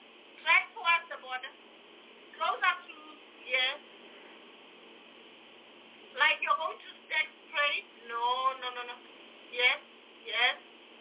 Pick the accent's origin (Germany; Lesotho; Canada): Lesotho; Quthing; also born or lived in Mohale's Hoek; That's cooting. That's my hometown.